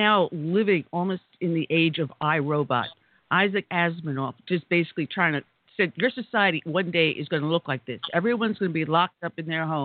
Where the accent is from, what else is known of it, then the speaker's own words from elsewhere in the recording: New York City, New York, United States; moved away as an adult; also born or lived in Long Island; I'm a native New Yorker, but I got as far south as I could, as fast as I could